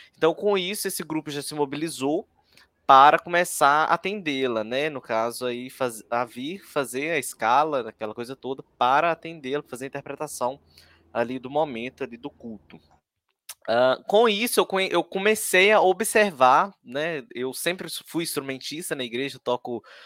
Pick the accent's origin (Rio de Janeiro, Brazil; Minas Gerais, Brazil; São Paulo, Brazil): Minas Gerais, Brazil; Ipatinga; aqui na minha cidade, eu sou do interior, sou da cidade de Ipatinga, aqui no, na região do Vale do Aço, né, é, de Minas Gerais, leste de Minas.